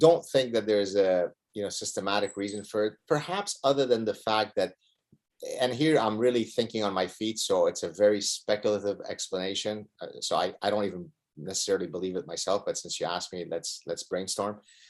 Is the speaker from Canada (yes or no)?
yes; Canada; I think it boils down to our personhood more than the fact that we are Canadian